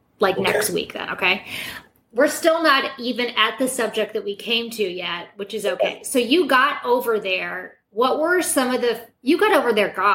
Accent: Midwest, United States; now in New York, United States; I had a big culture shock when I moved from the Midwest to New York.

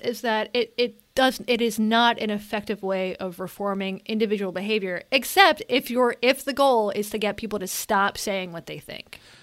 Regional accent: Western North Carolina, United States; when I was a kid growing up in Western North Carolina, there were no out gay people in my area.

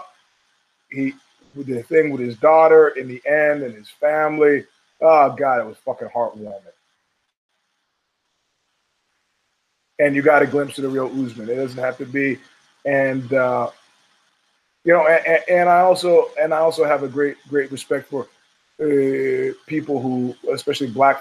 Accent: New York City, New York, United States; growing up in Brooklyn

